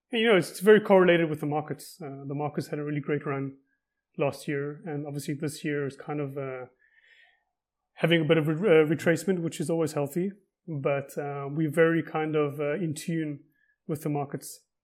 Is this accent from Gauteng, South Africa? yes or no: no; Cape Town, Western Cape, South Africa; moved away as an adult; now in Israel; I'm originally from Cape Town, South Africa, and moved to Israel about twelve years ago